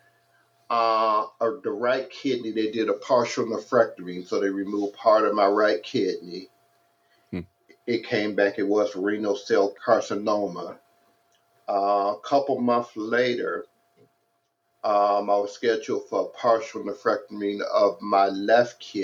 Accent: Detroit, Michigan, United States; moved away as an adult; now in San Dimas, United States; I grew up in Detroit, Michigan

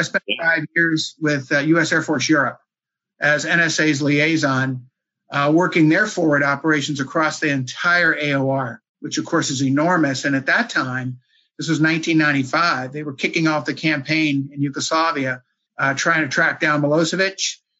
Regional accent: East Coast, United States; also born or lived in Maryland; Born and raised here on the East Coast.

